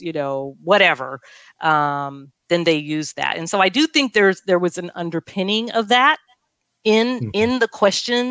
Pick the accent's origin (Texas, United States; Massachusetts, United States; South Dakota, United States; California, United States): California, United States; Long Beach; growing up in Long Beach, you know, and doing my medical residency in Long Beach and graduating high school in Long Beach